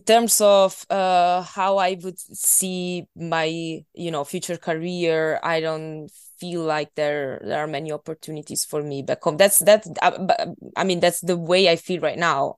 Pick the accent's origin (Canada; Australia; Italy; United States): Italy; English is a second language; moved away as an adult; now in Scotland, United Kingdom; I've been living in Italy for twenty-two years. So, um, I'm, I'm not Scottish, uh, but on the other hand, when I come back home, I'm, I'm still Italian